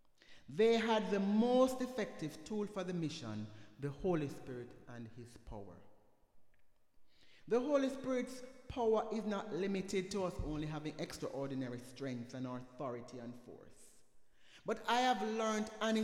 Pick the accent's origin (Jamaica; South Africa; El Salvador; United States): Jamaica; moved away; where I'm the only Jamaican